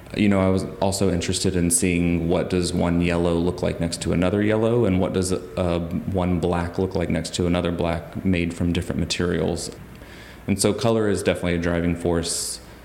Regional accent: Huntsville, Alabama, United States; moved away as an adult; also born or lived in Philadelphia / Maine; now in Athens, Georgia, United States; I grew up in Huntsville, Alabama, which is known as the Rocket City

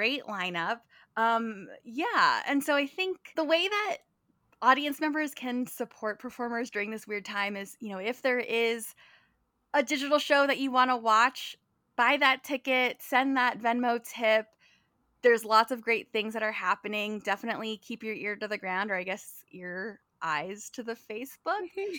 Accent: California, United States; At heart, I am a California girl. I'm originally from California. And so I'm a Midwest transplant.

